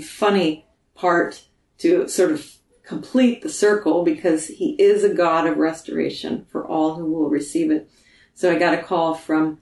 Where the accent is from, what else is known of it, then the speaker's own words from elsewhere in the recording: eastern Pennsylvania, United States; moved away; also born or lived in Michigan; I am of German descent, grew up in eastern Pennsylvania